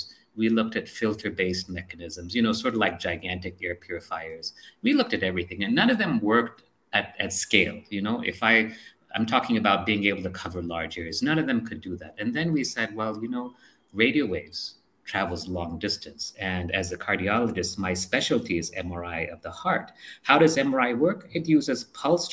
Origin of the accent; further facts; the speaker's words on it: India; moved away; also born or lived in United States; I came here because I wanted to serve the country. I wanted to make things better for my fellow Indian.